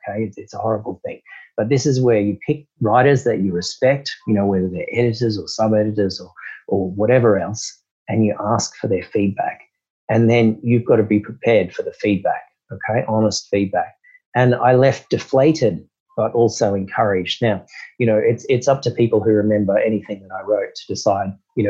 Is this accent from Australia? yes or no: yes; Australia; also born or lived in London; being an Australian, in the late 90s